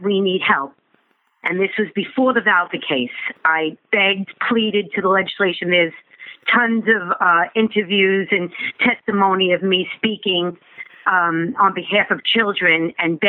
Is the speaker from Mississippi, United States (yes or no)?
no; North Babylon, New York, United States; I grew up in North Babylon